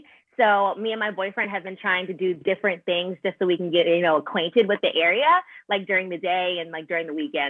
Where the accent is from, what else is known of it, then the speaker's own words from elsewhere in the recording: Maryland, United States; moved away as an adult; also born or lived in Philadelphia; now in Los Angeles, United States; I'm from Philly. That's where I came from before here, but I grew up in Maryland. So like the DMV area.